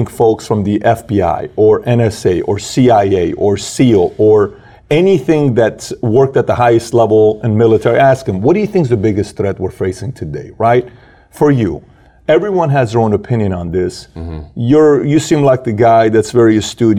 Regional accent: Iran; moved away; I'm from Iran

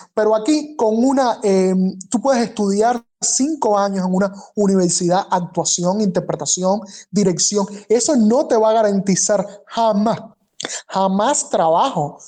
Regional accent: Cuba; moved away as an adult; Yo salí de Cuba

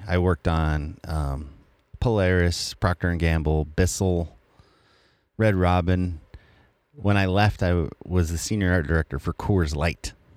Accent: Colorado, United States; I'm from Colorado

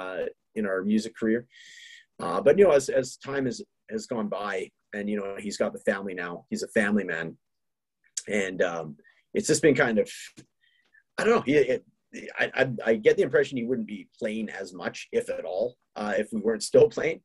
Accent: British Columbia, Canada; now in Edmonton, Canada; we're both from British Columbia, which is the neighboring province to Alberta

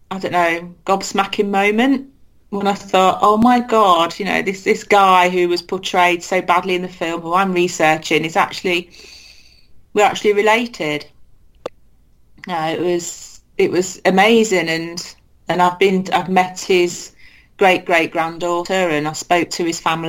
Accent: Leicester, East Midlands, United Kingdom; my hometown

